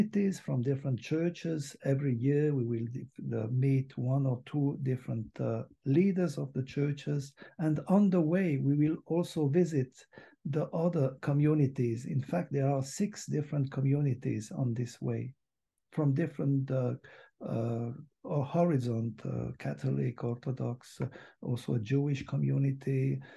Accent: Switzerland; I'm from Switzerland

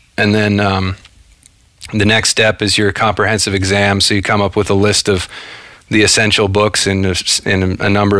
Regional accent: Cincinnati, Ohio, United States; I grew up in outside of Cincinnati, Ohio.

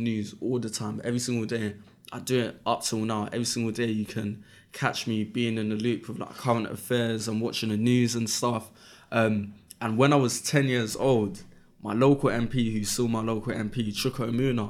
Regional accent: London, United Kingdom; I'm from Brixton, and in Brixton at that time, 14 years ago

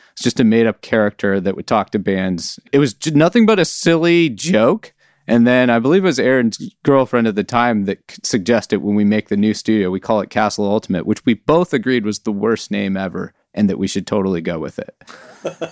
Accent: Oakland, California, United States; now in Alameda, United States; I was born and raised in Oakland, California

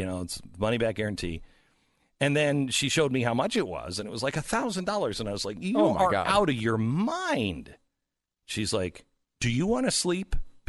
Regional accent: Pacific Northwest, United States; now in Texas, United States; I love, because I grew up in the Pacific Northwest, I love like the windows open. But in Texas, I don't sleep with the windows open because it's too muggy.

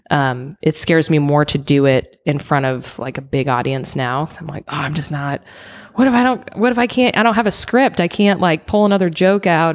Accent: Illinois, United States; moved away as an adult; also born or lived in Seattle / Denver; now in San Diego, United States; I grew up in Illinois, and then I lived in Seattle

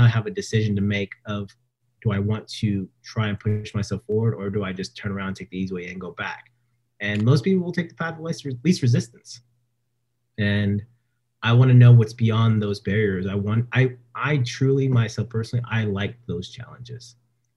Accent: Stockton, California, United States; moved away as an adult; back home in Stockton, where I was, you know, my hometown

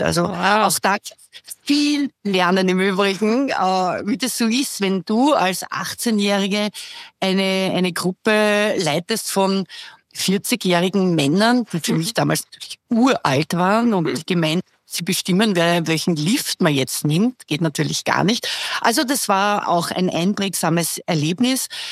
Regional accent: Vienna, Austria; ich bin 58, bin Wienerin

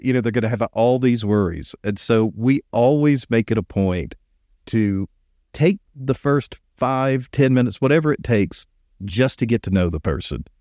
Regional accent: Columbus, Georgia, United States; I was born in Columbus, Georgia.

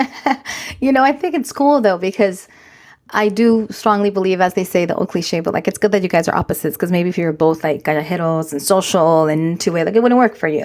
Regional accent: United States; Mexican American women

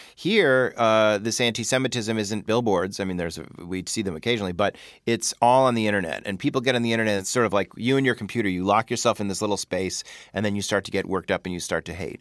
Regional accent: Chicago, Illinois, United States; growing up in Chicago, being Jewish

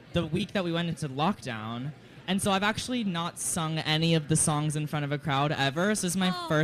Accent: Georgetown, Texas, United States; now in New York City, United States; I'm from Georgetown, Texas.

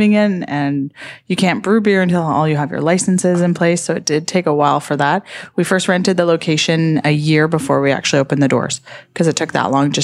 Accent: North Shore, British Columbia, Canada; moved away as an adult; also born or lived in Calgary; now in North Vancouver, Canada; We're both originally from the North Shore and wanted to come back to the North Shore to raise our family

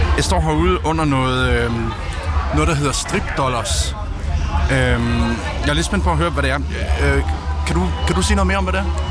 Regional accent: Southern Jutland, Southern Denmark, Denmark; er jo opvokset hjemme i Sønderjylland med mine forældre

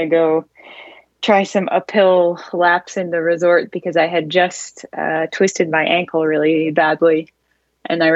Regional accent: Maine, United States; now in France; I'm an American living in France. I grew up in Maine

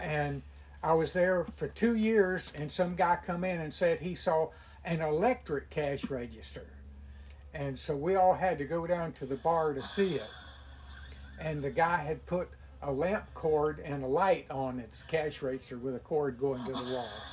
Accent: Williston, Florida, United States; moved away as an adult; also born or lived in Saint Petersburg, Florida; now in Brooksville, United States; I was born and raised in Williston, which is south of Gainesville

